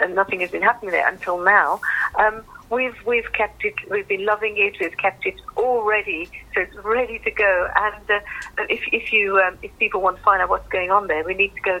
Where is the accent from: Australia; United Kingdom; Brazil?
United Kingdom; Birmingham, West Midlands; I'm just almost because I'm a Brummie bottom